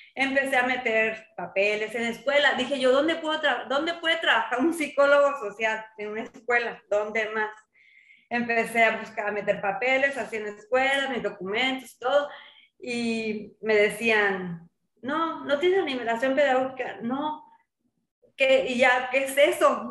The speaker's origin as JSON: {"language": "Spanish", "region": "Sinaloa", "country": "Mexico", "tie": "born or raised there", "also_born_or_lived": "Mazatlán", "moved": "as an adult", "lives_now": "La Paz, Mexico", "said": "yo soy de Sinaloa y pues yo salí de la universidad"}